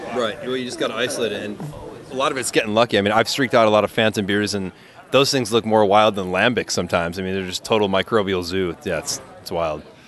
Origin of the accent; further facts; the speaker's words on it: Milwaukee, Wisconsin, United States; moved away as an adult; also born or lived in Stevens Point, Wisconsin / Madison, Wisconsin; now in California, United States; I was born in Milwaukee, Wisconsin. Um, you know, I went to school just north of Milwaukee